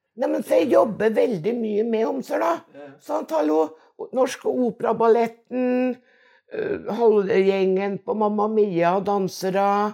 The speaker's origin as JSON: {"language": "Norwegian", "region": "Innlandet", "country": "Norway", "tie": "born or raised there", "also_born_or_lived": "Lesjaskog", "said": "den oppveksten på Dovrefjell"}